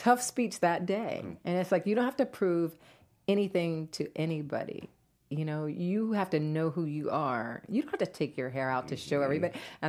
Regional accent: New Jersey, United States; also born or lived in Atlanta; But I'm originally from New Jersey. {S0} Okay. {S2} I grew up in New Jersey. I lived in Atlanta

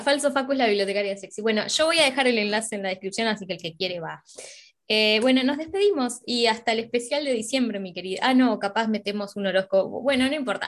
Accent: Uruguay; nosotras somos de Uruguay

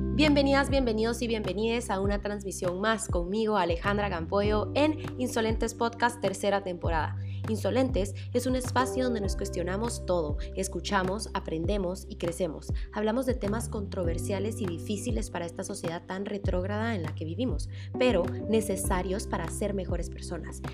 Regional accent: Guatemala; como mujer guatemalteca

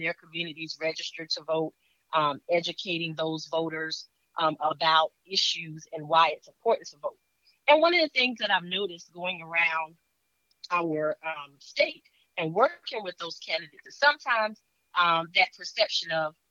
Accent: Orangeburg County, South Carolina, United States; moved away as an adult; now in Columbia, United States; Well, I'm originally from Orangeburg County. I currently live here in Richland County within the city of Columbia, District 1. And that's where I have lived the majority of my adult life.

